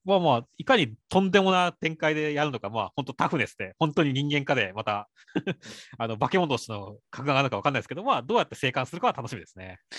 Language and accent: Japanese; Shizuoka, Japan; 俺、静 岡出身なんで、静岡県出身なんで